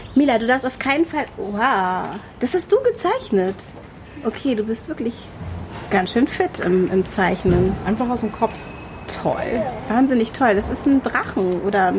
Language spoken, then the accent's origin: German; Hanover, Lower Saxony, Germany; accent: Hochdeutsch; als Hannoveranerin, da ist das Hochdeutsch und das war's.